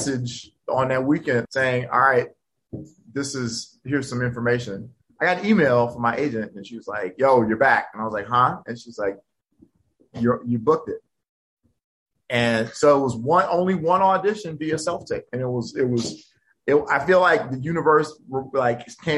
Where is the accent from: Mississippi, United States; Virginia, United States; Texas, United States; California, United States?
Virginia, United States; Hampton; I grew up in Hampton. Okay. Like from sixth grade to college.